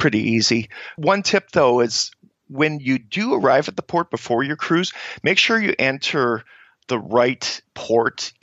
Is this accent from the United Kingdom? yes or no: no; Canada; as Canadians